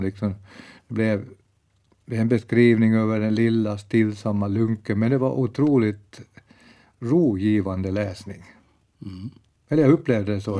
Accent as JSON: {"language": "Swedish", "town": "Bromarv", "region": "Uusimaa", "country": "Finland", "tie": "born or raised there", "also_born_or_lived": "Ekenäs", "said": "jag växte upp i Bromarv"}